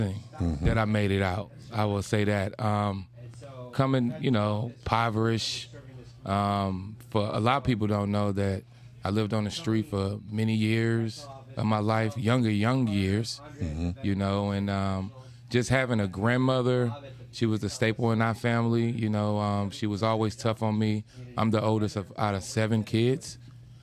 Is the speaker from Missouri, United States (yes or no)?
yes; St. Louis, Missouri, United States; moved away as an adult; I'm originally from St. Louis, Missouri, born and raised